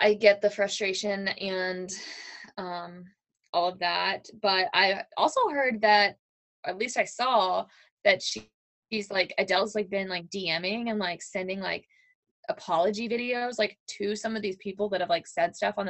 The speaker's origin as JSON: {"language": "English", "town": "Louisville", "region": "Kentucky", "country": "United States", "tie": "born or raised there", "said": "That was my hometown."}